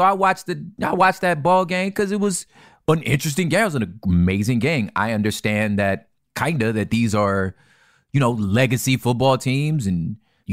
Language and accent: English; California, United States; I'm from California